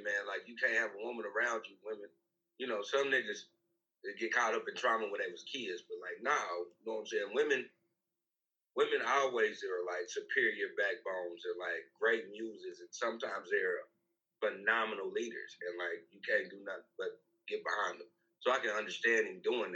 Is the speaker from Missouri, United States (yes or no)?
yes; Kansas City, Missouri, United States; that's my hometown.